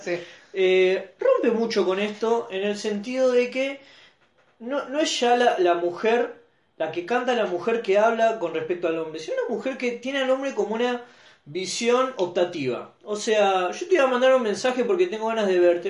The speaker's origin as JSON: {"language": "Spanish", "region": "Santa Fe", "country": "Argentina", "tie": "born or raised there", "said": "yo amo Santa Fe porque es la ciudad que, que, representa mi lugar en el mundo"}